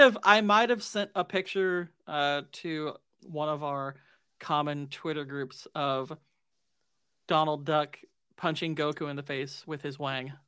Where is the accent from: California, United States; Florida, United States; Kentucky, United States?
Kentucky, United States; I'm from Kentucky